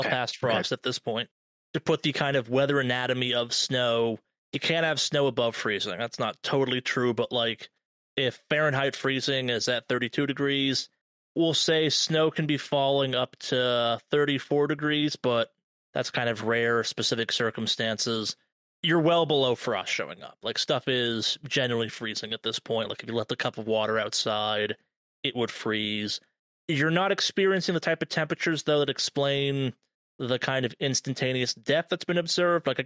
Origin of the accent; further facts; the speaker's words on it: California, United States; As a Californian